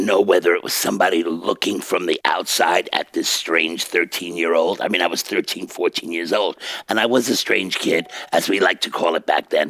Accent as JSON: {"language": "English", "town": "New York City", "region": "New York", "country": "United States", "tie": "born or raised there", "said": "I'm a kid from Bensonhurst."}